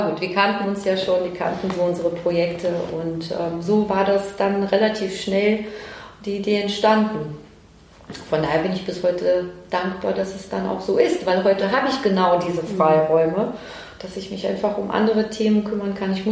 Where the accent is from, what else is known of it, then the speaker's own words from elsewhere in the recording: Cologne, North Rhine-Westphalia, Germany; damit wir auch hier in Köln, klar, es war hier auch meine, meine Zukunft äh, in Köln und in meiner Heimat